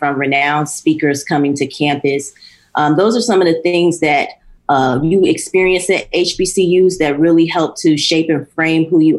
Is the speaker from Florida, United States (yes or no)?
yes; Miami, Florida, United States; It's a little farther away from my hometown in Miami, Florida.